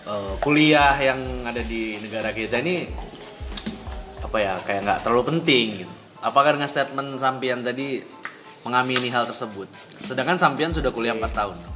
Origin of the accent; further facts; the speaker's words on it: Madura, East Java, Indonesia; Saya dari Madura.